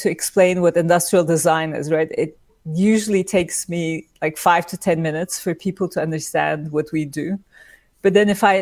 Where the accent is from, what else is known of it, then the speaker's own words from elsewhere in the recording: İzmir, Turkey; now in New York, United States; I was born in Turkey, in İzmir, and I grew up there